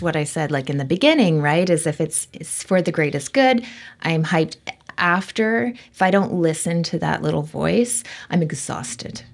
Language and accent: English; Vancouver, British Columbia, Canada; I grew up in Vancouver